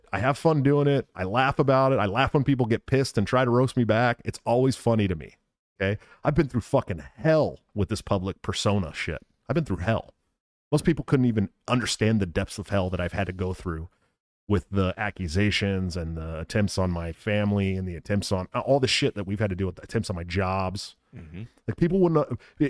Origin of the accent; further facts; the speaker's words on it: United States; As an American in America